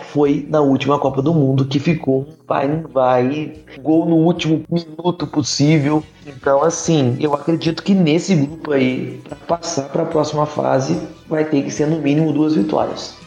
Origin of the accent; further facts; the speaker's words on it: Volta Redonda, Rio de Janeiro, Brazil; Eu sou de Volta Redonda, estado do Rio de Janeiro